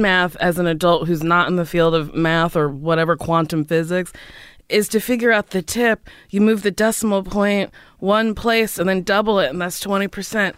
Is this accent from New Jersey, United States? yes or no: yes; Middletown, New Jersey, United States; moved away as an adult; also born or lived in New York; Where'd I come from? Middletown, New Jersey